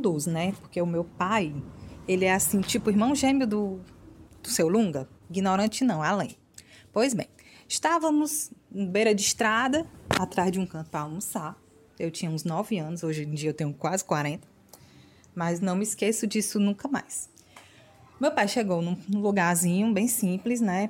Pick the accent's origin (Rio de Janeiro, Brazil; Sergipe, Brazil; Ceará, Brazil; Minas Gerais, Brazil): Ceará, Brazil; Fortaleza; sou aqui de Fortaleza